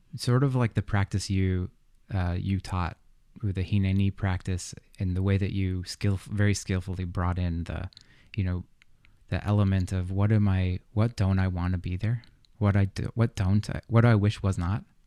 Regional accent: United States; I grew up in the States

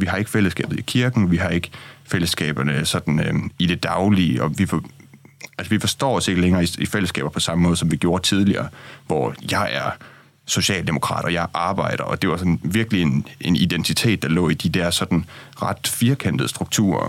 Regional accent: Jutland, Denmark; now in Copenhagen, Denmark; jeg er jo fra Jylland, og nu er jeg kommet til København

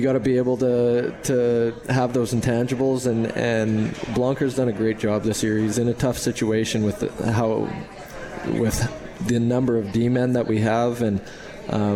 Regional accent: Western Canada, Canada; moved away as an adult; now in Utica, United States; growing up in Western Canada, I grew up on a farm

